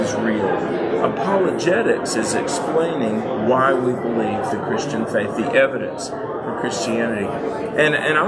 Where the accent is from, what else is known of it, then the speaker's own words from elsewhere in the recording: North Carolina, United States; I grew up in North Carolina.